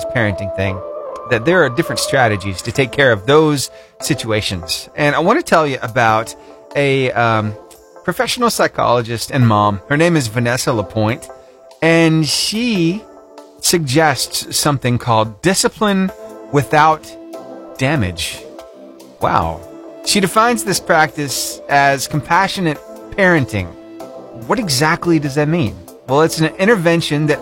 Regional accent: Cullman, Alabama, United States; I grew up over in Cullman

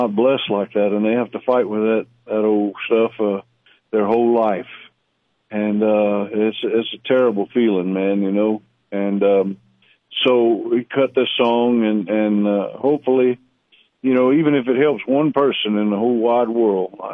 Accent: South Louisiana, United States; I'm from South Louisiana

